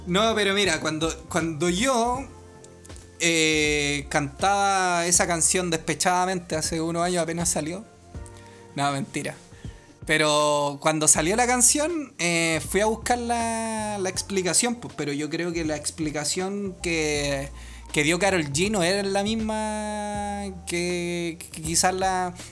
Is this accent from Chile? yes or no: yes; Santiago, Santiago Metropolitan Region, Chile; yo soy más santiaguino que la chucha